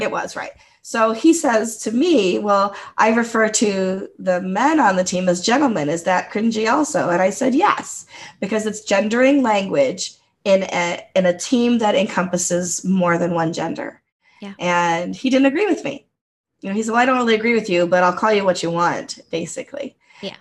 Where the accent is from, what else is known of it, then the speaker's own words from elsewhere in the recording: United States; first language English; English is my first language and I grew up in the United States